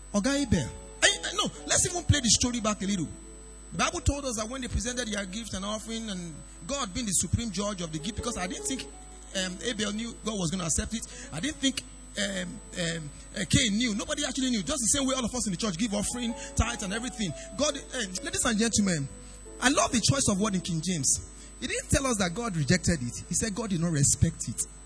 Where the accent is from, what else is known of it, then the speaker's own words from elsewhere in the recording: Idore, Ondo, Nigeria; I'm from Idore, Ondo State, very far place.